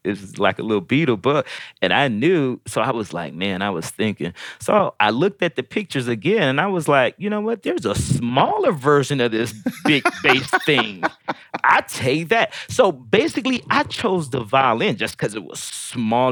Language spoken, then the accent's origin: English; Decatur, Georgia, United States; also born or lived in St. Louis, Missouri / Detroit, Michigan; by this time I had made it down to Georgia, so I was starting here in the fourth grade. I'm from St. Louis, and I stayed in Detroit for a minute. You know, very young, and um, ended up in in Georgia